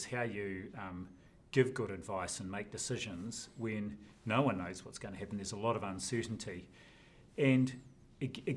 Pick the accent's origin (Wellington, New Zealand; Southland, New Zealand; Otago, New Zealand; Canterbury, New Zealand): Wellington, New Zealand; Tawa; also born or lived in Napier, Hawke's Bay / Auckland; First 6 years of my life in Marae Nui, Napier. Then shifted to Tawa